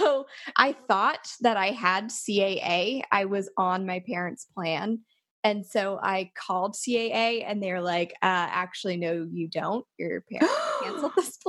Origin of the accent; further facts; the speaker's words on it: Liverpool, Nova Scotia, Canada; driving from my hometown of Liverpool to where my grandparents live in Cape Breton